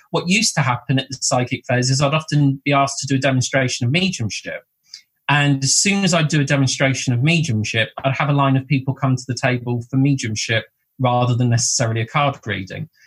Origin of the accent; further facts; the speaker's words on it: Bournemouth, South West England, United Kingdom; also born or lived in Blackpool; I was born in Blackpool, and um, my mum and grandparents came down to Bournemouth in 1978. So uh, we went from, from the north coast to the south coast um, into Bournemouth.